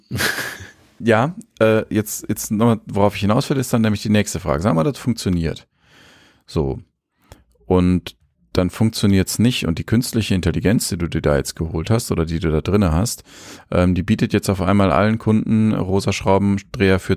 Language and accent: German; Bavaria, Germany; also born or lived in Munich; ich bin Franke von von von ne, deswegen. Aber in München geboren.